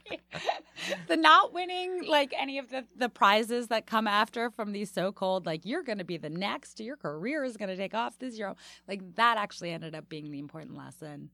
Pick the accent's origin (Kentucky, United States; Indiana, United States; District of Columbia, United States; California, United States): District of Columbia, United States; Washington; now in New York, United States; when I grew up there